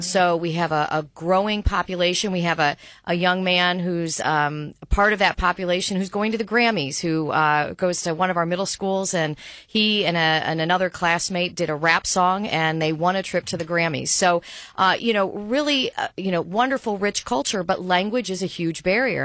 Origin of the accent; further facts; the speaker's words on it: Albany, New York, United States; a fierce defender of my hometown and of a city that is a city of neighborhoods